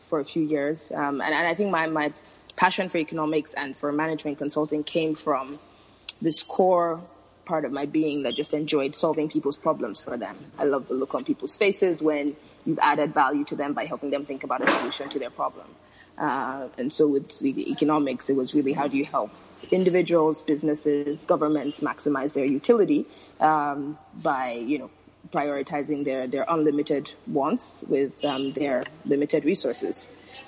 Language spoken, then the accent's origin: English; Lagos, Nigeria; So I was born and raised in Lagos, Nigeria. So grew up here and left for college.